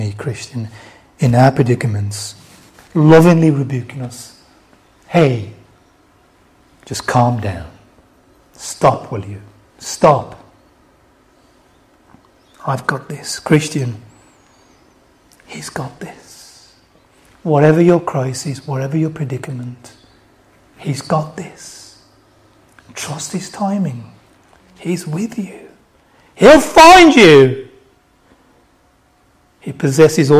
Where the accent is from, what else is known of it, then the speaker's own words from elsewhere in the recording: Birmingham, West Midlands, United Kingdom; accent: Black Country; I'm going to do this in my black country accent. Okay, from Birmingham. Not Birmingham, Alabama. Birmingham, UK.